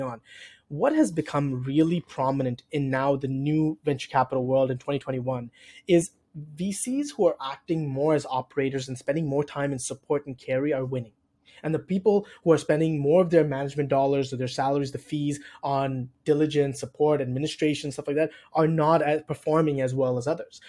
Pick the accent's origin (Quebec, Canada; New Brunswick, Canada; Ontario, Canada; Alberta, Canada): Ontario, Canada; Toronto; moved away as an adult; now in Chicago, United States; I'm originally from Toronto in Canada. I moved to Chicago about two years ago